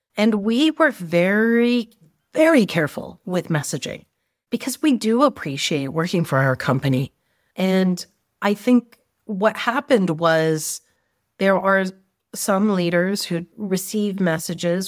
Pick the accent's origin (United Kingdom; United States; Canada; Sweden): Canada; I was brought up in Canada with a strong Indian background and family